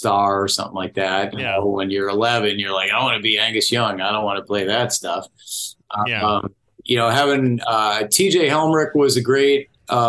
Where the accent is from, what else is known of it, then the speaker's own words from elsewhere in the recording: Orland Park, Illinois, United States; I grew up in Orland Park